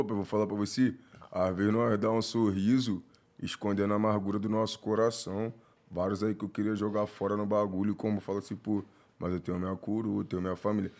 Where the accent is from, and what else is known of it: Rio de Janeiro, Brazil